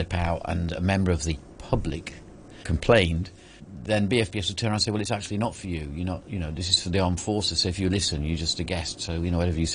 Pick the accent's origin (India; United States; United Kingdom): United Kingdom; Derbyshire, East Midlands; moved away as an adult; also born or lived in Cyprus / Falklands / Singapore / Puerto Galera; now in Hong Kong; being from Derbyshire, which is where I am originally, I was constantly monitoring myself to try and improve my accent